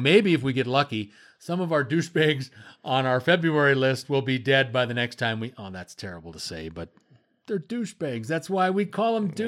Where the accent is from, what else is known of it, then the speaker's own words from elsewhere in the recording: Wisconsin, United States; it's my home state. It's where I'm from.